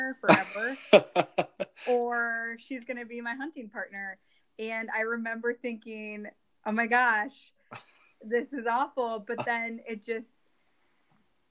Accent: Eastern Iowa, United States; I am from Eastern Iowa, born and raised

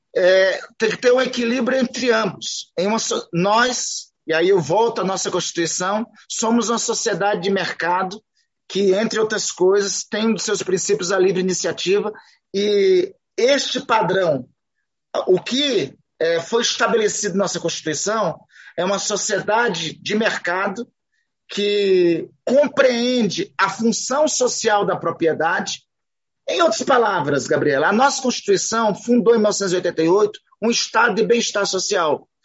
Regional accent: Amapá, Brazil; Eu sou do Amapá

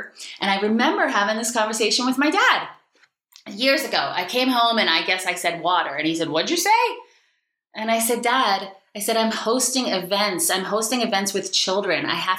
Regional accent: Aston, Pennsylvania, United States; I'm from Aston, y'all.

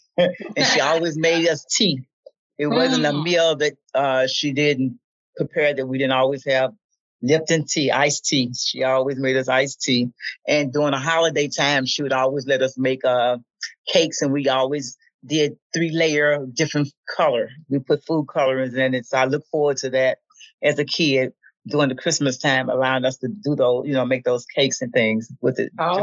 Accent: Memphis, Tennessee, United States; as a kid uh, growing up in Memphis

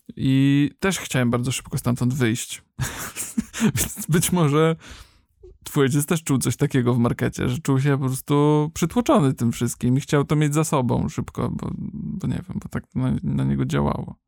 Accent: Kędzierzyn-Koźle, Opole Voivodeship, Poland; w Kędzierzynie, skąd pochodzę

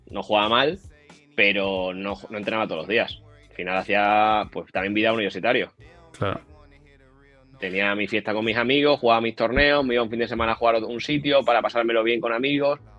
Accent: Badajoz, Extremadura, Spain; born there; Badajoz, capital, sí.

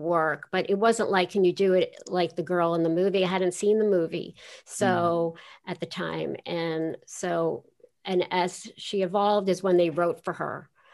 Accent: New York City, New York, United States; I grew up in Queens

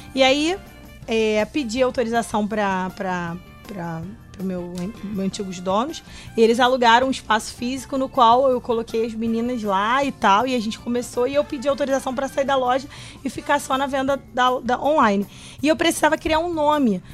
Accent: Rio de Janeiro, Brazil; nascida e criada em Madureira

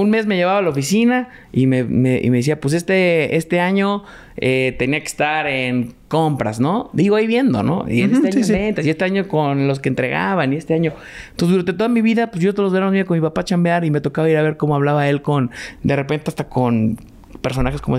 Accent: Mexico; also born or lived in Boston, United States; toda mi vida viví aquí en México.

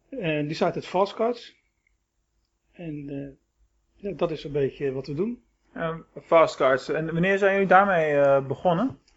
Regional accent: Rotterdam, South Holland, Netherlands; born there; also born or lived in Schagen; nou, de achtergrond is dat eh, ik ben geboren in Rotterdam.

